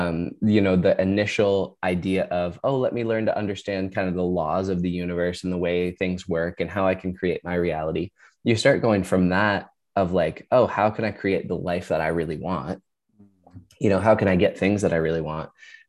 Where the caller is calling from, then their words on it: Ontario, Canada; I am in Ontario, Canada. So a couple hours north of Toronto.